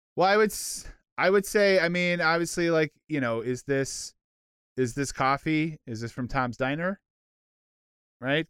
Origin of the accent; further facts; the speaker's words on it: Canada; I'm a Canadian